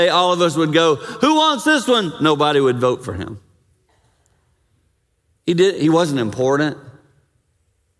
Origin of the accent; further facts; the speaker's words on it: the Carolinas, United States; as a kid growing up in the Carolinas.